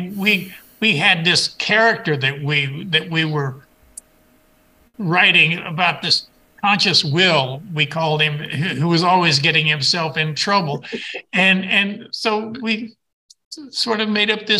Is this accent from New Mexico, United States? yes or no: yes; New Mexico, United States; I'm from New Mexico